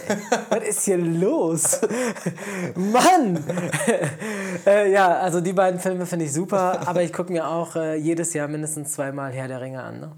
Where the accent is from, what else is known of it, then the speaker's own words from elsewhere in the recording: Bielefeld, North Rhine-Westphalia, Germany; moved away as an adult; also born or lived in Essen / Mönchengladbach; now in Cologne, Germany; geboren in Bielefeld, äh, wollte ich unbedingt studieren und mhm. dann äh, wollte ich auch von Bielefeld raus